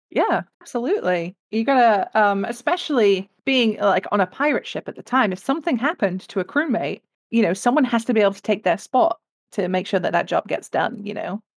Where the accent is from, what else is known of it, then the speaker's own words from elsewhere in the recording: England, United Kingdom; I come from England, uh, as you can probably tell by the accent